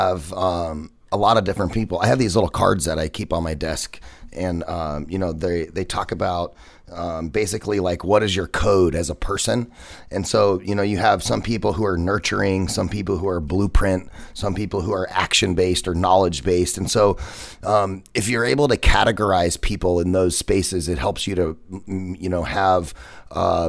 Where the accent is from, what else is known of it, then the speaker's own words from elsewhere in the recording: United States; I'm American